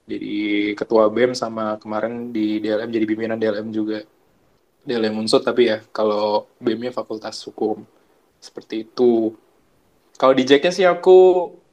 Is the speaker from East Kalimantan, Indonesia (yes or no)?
no; Purwokerto, Central Java, Indonesia; born there; Uh, lahir di Prokerto ya, tanggal 27 Juli 98 tuh, tahun 98.